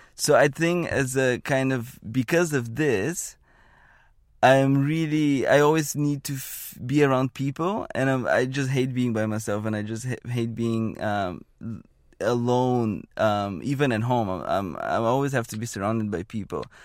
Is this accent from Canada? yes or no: no; Bulgaria; moved away as an adult; now in Bay Area, United States; I was born and raised in Bulgaria, and I had not left Bulgaria until I was maybe eighteen, seventeen or eighteen.